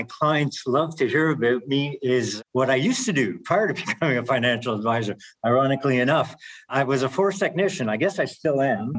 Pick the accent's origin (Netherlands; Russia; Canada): Canada; being Canadian